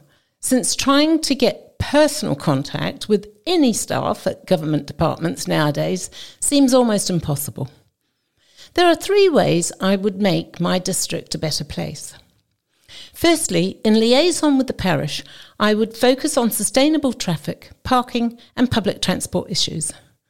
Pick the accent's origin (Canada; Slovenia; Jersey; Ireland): Jersey; born there; also born or lived in New Zealand / London; I was born in Jersey and educated in New Zealand. Our family returned to Jersey, and I met David, whom I married.